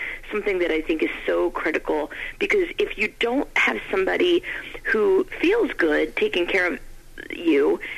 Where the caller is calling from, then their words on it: Maryland, United States; Maryland. Thanks, Nick.